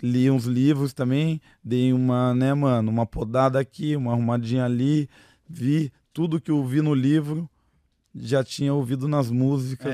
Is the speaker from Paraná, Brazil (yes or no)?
yes; Piraquara, Paraná, Brazil; also born or lived in Sorocaba, São Paulo / Almirante Tamandaré, Paraná; E daí eu só nasci em Sorocaba, portanto, né? Uhum. E já fui pro Paraná. Daí no Paraná morei em algumas quebradas, lá morei em Tamandaré, que eu tava te falando, de Tamandaré, morei a maior parte da minha vida daí lá em Piraquara